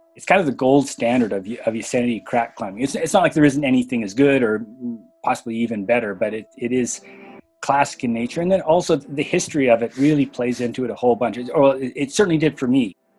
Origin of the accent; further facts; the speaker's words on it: Canada; now in Bishop, United States; I live in Bishop, California. And I grew up in Canada